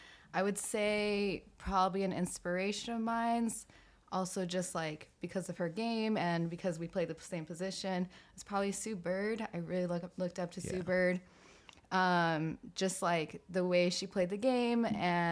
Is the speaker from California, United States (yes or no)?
yes; Belmont, California, United States; I'm originally from Belmont, California, where I played basketball and I ran track in high school at Belmont High